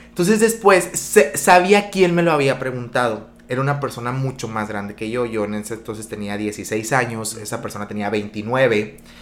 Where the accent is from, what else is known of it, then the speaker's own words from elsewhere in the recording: Magdalena de Kino, Sonora, Mexico; moved away as an adult; now in Hermosillo, Mexico; soy originario de Magdalena de Quino